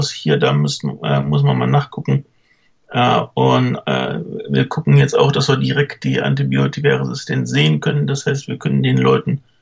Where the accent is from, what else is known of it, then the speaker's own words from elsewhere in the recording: Cologne, North Rhine-Westphalia, Germany; born there; meine Eltern äh, waren nicht aus Köln, sind nur zugezogen. Mhm. Und irgendwie habe ich den lokalen Akzent nicht so richtig aufgeschnappt.